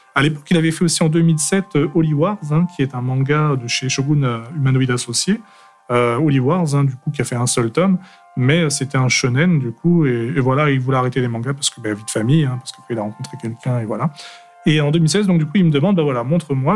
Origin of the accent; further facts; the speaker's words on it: Paris, Île-de-France, France; also born or lived in Aveyron; je suis français, originaire de l'Aveyron depuis ma plus tendre enfance. Après, fraîchement débarqué à partir de 5-6 ans sur euh, Paris.